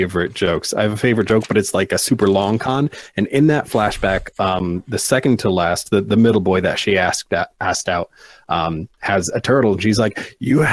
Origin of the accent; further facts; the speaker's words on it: East Coast, United States; I am from the East Coast